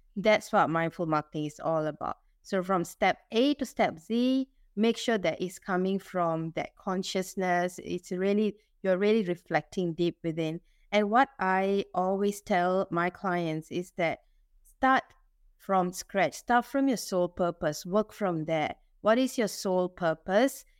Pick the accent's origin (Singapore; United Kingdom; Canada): Singapore; I'm Singaporean Indian